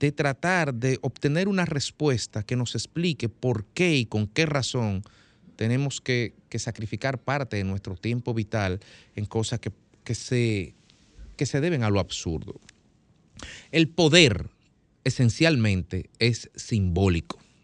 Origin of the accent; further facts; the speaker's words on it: Dominican Republic; yo vivo aquí, yo soy ciudadano de la República Dominicana, no lo soy de otro lado